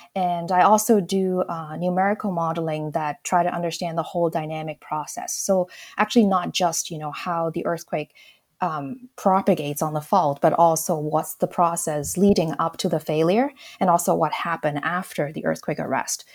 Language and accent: English; Hong Kong; moved away; I grew up in Hong Kong.